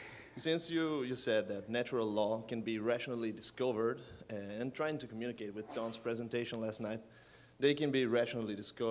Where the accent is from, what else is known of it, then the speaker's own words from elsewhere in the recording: Brazil; I'm from Brazil.